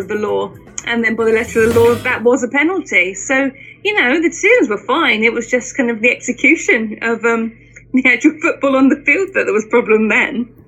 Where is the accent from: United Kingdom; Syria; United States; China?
United Kingdom; Luton, East of England; I grew up in Luton